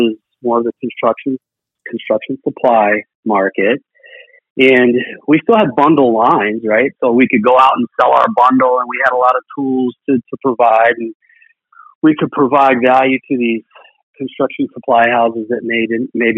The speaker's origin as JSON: {"language": "English", "town": "Washington", "region": "District of Columbia", "country": "United States", "moved": "as an adult", "lives_now": "Minnesota, United States", "said": "I'm from Washington, D.C. originally, and then I came to Minnesota and went to college"}